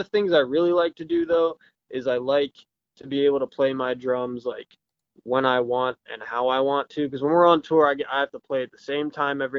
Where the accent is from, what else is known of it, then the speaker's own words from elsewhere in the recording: Pennsylvania, United States; I'm from Pennsylvania